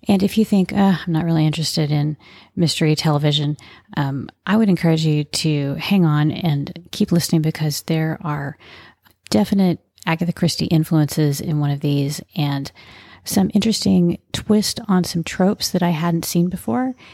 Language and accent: English; Texas, United States; I am a Texan, grew up in Texas